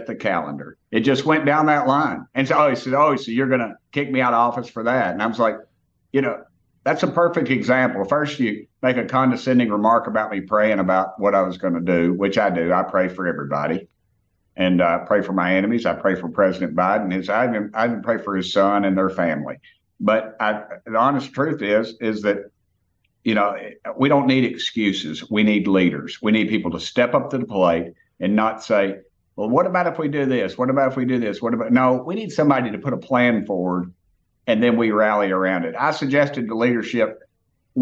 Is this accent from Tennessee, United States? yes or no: yes; Tennessee, United States; I come from Tennessee